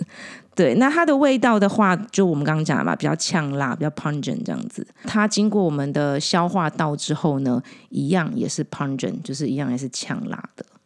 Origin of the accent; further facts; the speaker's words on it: Taiwan; 我们台湾人很多小料料理的小吃里面都会用到很多白胡椒。